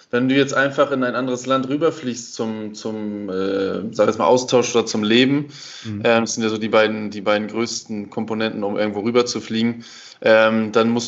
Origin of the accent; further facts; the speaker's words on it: Germany; klar, ich als Deutscher lerne dann hier schon, dass man ab und zu auch mal ein bisschen einfach äh, ja, sich, entspannen, sich entspannen sollte